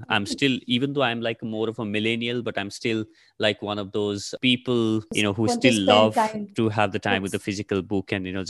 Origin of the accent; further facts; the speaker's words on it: Nepal; first language ne; English is a second language; moved away as an adult; now in Delhi, India; So I come from Nepal. I'm originally from Nepal. My parents, my parents are from Nepal. And I've studied till my 12th in Nepal. So that's why, you know, that's my mother tongue.